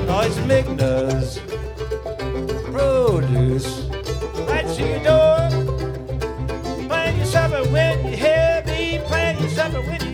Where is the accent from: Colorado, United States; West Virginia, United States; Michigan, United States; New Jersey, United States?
West Virginia, United States; Wheeling; I come from Wheeling up in the northern panhandle there